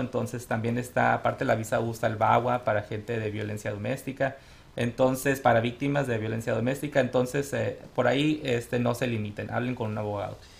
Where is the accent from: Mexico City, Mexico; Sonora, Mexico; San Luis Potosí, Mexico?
Sonora, Mexico; also born or lived in Tucson, Arizona; now in Phoenix, United States; soy originario de Sonora, mi familia y yo somos de Sonora. Este, venimos a este país como muchas familias, como inmigrantes. Llegamos primero a Tucson, ahí hice yo mi, la, prep, la preparatoria.